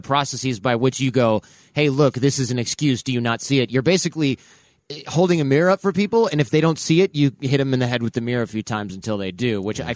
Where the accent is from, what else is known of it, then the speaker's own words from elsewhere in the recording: Detroit, Michigan, United States; I lived in Detroit. I'm from Detroit